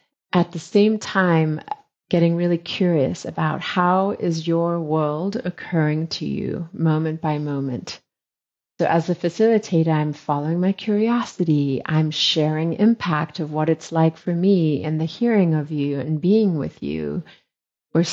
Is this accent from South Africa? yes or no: yes; South Africa; I was born in South Africa, and my family, at that time when I was born to South Africa, there was a strong British influence.